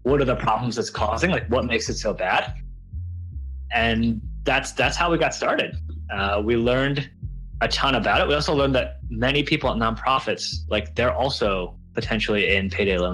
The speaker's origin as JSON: {"language": "English", "town": "Buffalo", "region": "New York", "country": "United States", "tie": "born or raised there", "said": "I grew up in Buffalo, New York"}